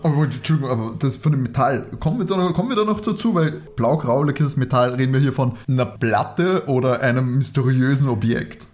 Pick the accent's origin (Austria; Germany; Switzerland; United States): Austria; als Österreicher